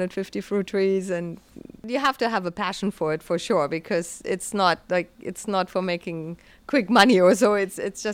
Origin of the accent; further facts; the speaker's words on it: Germany; moved away as an adult; also born or lived in British Columbia, Canada; now in Lunenburg, Canada; I'm originally from Germany and moved to the west coast